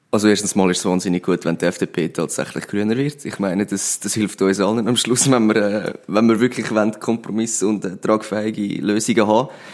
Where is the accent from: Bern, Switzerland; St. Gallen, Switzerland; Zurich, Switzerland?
Zurich, Switzerland; Pfäffikon; moved away as an adult; now in Winterthur, Switzerland; vorher bin ich im Zürcher Oberland in Pfäffiken aufgewachsen